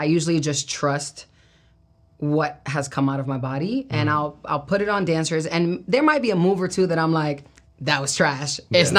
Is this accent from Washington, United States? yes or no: no; Brooklyn, New York, United States; Yeah, I mean, I'm from Brooklyn, New York, born and raised